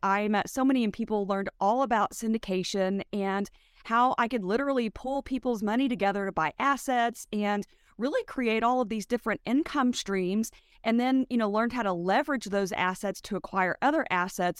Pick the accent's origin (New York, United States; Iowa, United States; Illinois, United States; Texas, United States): Texas, United States; West; I'm from West Texas